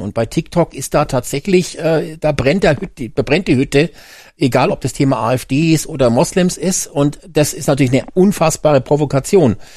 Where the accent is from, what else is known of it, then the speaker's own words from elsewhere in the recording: Germany; bei uns in Deutschland